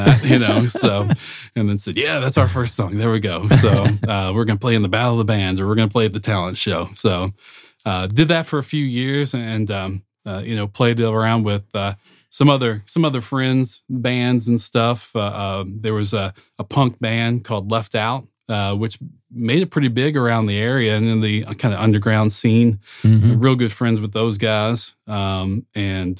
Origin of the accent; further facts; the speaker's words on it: Georgetown, Indiana, United States; I'm from Southern Indiana. I'm a Hoosier